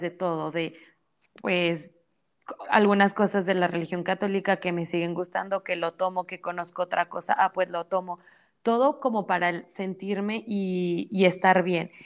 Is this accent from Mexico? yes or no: yes; Mexico; soy mexicana